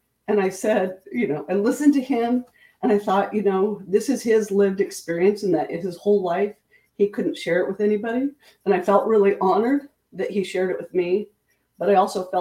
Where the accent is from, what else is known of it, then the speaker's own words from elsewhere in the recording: Pocatello, Idaho, United States; also born or lived in Washington; So I'm originally from Pocatello, Idaho. I'm born and raised in Idaho, lived there for 18 years